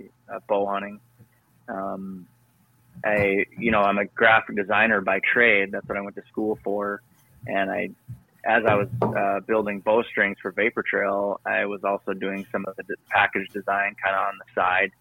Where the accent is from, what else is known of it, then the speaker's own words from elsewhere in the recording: Northwest Minnesota, United States; moved away as an adult; also born or lived in Duluth, Minnesota / Arizona; I grew up in Northwest Minnesota